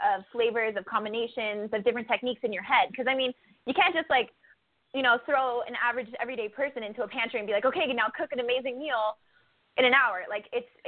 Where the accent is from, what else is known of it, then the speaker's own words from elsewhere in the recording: New Hartford, New York, United States; now in Las Vegas, United States; I'm from upstate New York. So I was born in New Hartford, New York, and I lived there for a while